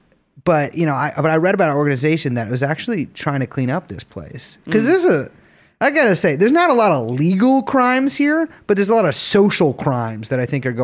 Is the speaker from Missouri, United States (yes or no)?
no; New York City, New York, United States; Yeah, I'm from the Village.